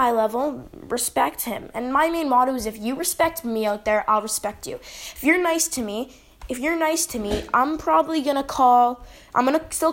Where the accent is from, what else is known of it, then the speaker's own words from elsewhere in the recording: Canada; I'm from Canada